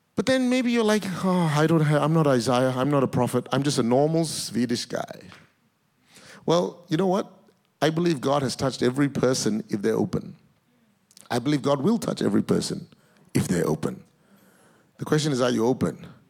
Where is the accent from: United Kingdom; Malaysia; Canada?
Malaysia; also born or lived in Singapore; now in Australia; I was born in Singapore. I grew up in Malaysia, but my grandparents originally are Indian descent. My citizenship is in Australia